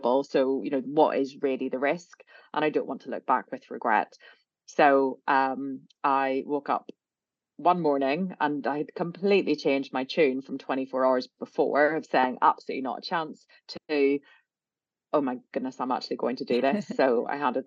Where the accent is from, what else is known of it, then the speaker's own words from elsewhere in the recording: Belfast, Northern Ireland, United Kingdom; moved away; I grew up in Belfast in a sort of pretty middle of the road, middle class family background